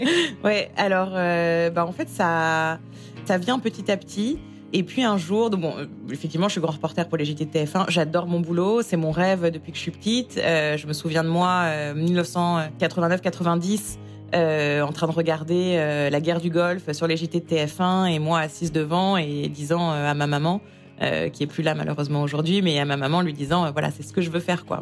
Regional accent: France; moved away as an adult; also born or lived in Israel; now in New York, United States; j'ai quitté la France en 2014 pour ce qui devait être une simple année sabbatique en Israël

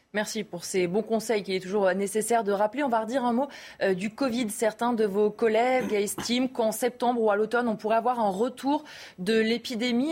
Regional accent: France; Chez nous, en France

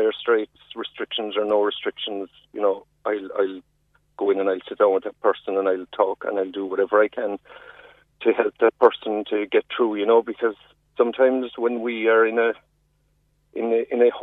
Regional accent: Ireland; we as Irish people, we're a proud nation

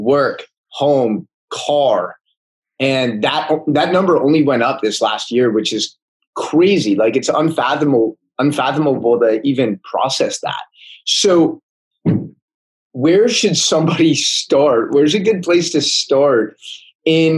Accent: United States; growing up in America

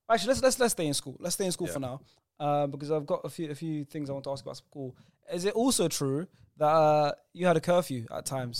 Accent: London, United Kingdom; I grew up in Brent.

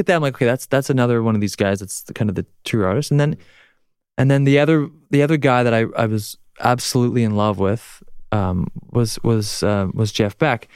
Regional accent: Canada; accent: Canadian; I'm Canadian

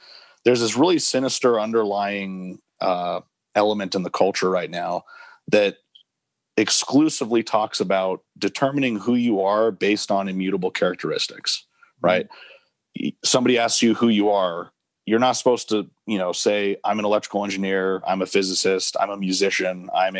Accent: Albuquerque, New Mexico, United States; You know, I grew up in Albuquerque. I'm really proud of that.

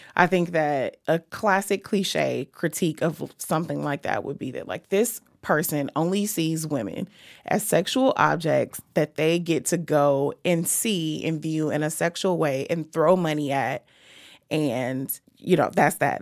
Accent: Chicago, Illinois, United States; I am from Chicago. I've lived in h-, housing projects in Chicago

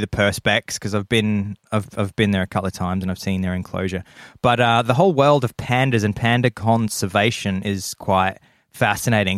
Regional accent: Adelaide, South Australia, Australia; moved away; my hometown of Adelaide

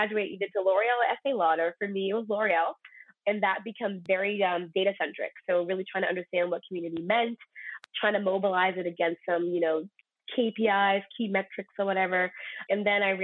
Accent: New York, United States; being from born and raised in New York

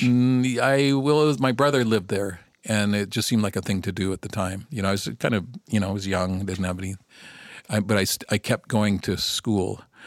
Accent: Northern California, United States; moved away as an adult; now in Vancouver, Canada; I grew up in Northern California

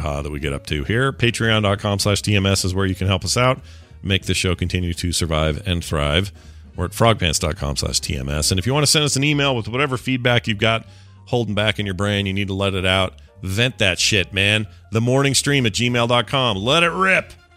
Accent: the South, United States; we're from the South

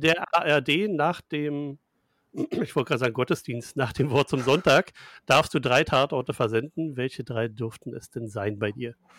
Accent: Germany; wir Deutsche

